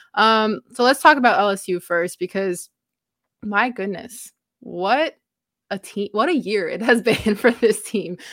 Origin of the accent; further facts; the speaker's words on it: Canada; being a Canadian